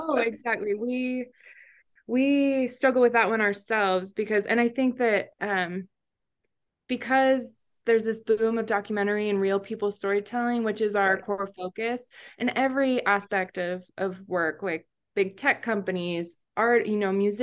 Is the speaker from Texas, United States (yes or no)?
no; Florida, United States; now in Miami, United States; I grew up in Florida, but we relocated during the pandemic